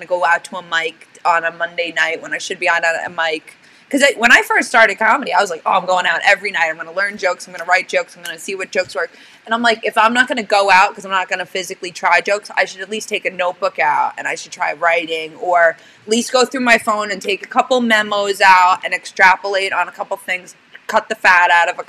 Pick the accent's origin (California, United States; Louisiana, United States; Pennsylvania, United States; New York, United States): New York, United States; I lived in New York my entire life